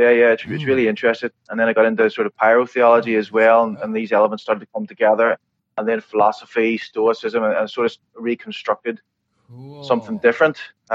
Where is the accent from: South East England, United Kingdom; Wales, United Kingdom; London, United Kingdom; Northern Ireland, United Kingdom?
Northern Ireland, United Kingdom; raised in the Church of the Nazarene, which is an American church, but in Northern Ireland, obviously.